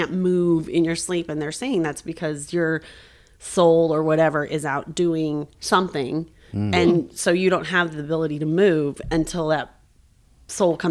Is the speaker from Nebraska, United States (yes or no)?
yes; Malcolm, Nebraska, United States; moved away as an adult; also born or lived in Lincoln, Nebraska; now in Omaha, United States; where I pretty much call home was Malcolm, Nebraska, which is by Branch Oak Lake